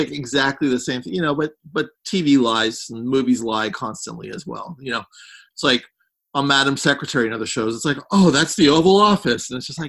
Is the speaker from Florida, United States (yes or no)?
no; San Francisco, California, United States; now in Los Angeles, United States; growing up in San Francisco, it's just like Los Angeles, just was like the greatest place to ever grow up, you know.